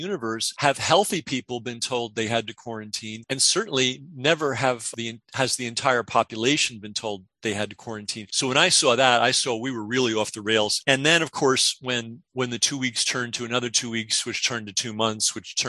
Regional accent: New York City, New York, United States; moved away; I grew up partially in the Bronx

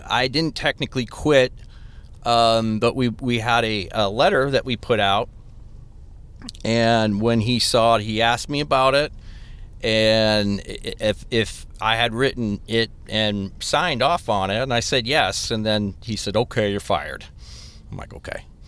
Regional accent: Des Plaines, Illinois, United States; I am from the suburbs as well. I'm from Des Plaines

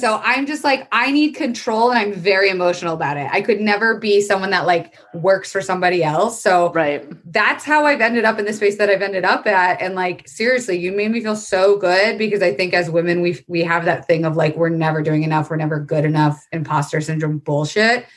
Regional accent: Florida, United States; moved away; I was raised in Florida, which is a very fucked up, insane place.

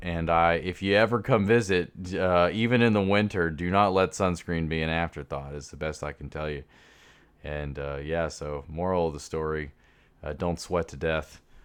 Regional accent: Jacksonville, Florida, United States; also born or lived in Kansas City; I'm from Jacksonville originally

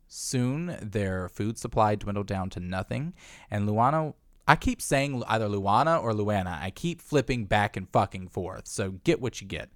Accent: Virginia, United States; the schools where we're from.

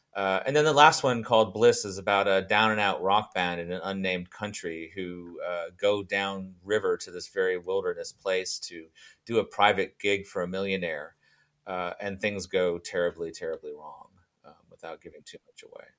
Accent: Fiji; moved away; when I was growing up in Fiji

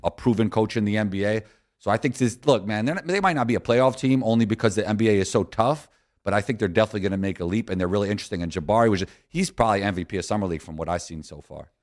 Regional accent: New York City, New York, United States; when I was growing up in New York City

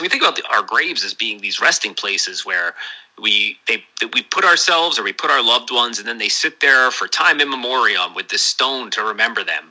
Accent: New Jersey, United States; now in Portland, United States; my hometown in New Jersey

